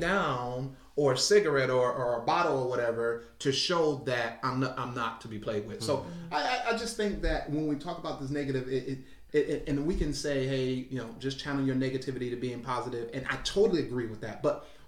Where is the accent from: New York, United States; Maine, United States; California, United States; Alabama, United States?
Alabama, United States; Huntsville; I'm from Huntsville. I'm from this. I played flag football. I played flag football this last season for the City League of Huntsville over at Stoner Field.